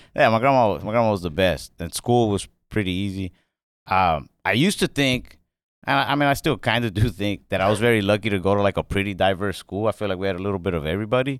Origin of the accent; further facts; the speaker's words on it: Mesquite, Texas, United States; I grew up, um, in Dallas, Texas. Well, actually a suburb of Dallas called Mesquite, Texas.